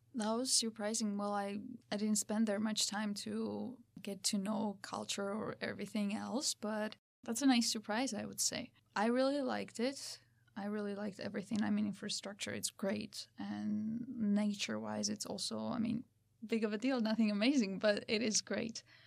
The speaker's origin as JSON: {"language": "English", "country": "Georgia", "tie": "born or raised there", "also_born_or_lived": "Tbilisi", "said": "originally I'm from Georgia, from the small town called Santre Dia"}